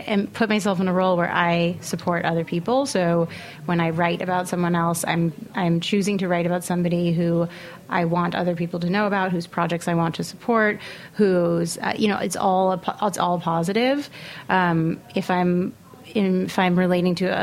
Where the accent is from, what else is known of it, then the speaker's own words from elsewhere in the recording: New York City, New York, United States; I grew up in Manhattan. I went to an Upper East Side private school.